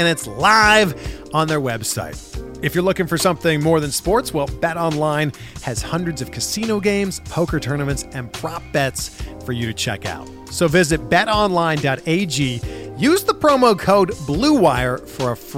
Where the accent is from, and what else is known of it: Canada; born or raised there; now in United States